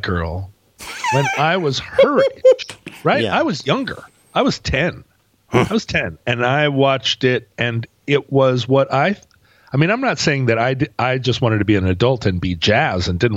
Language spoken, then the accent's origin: English; Alaska, United States; moved away; also born or lived in West Coast; I lived in Alaska.